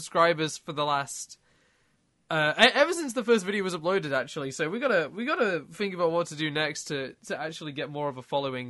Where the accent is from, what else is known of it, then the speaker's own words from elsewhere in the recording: United Kingdom; What can I say? I'm British.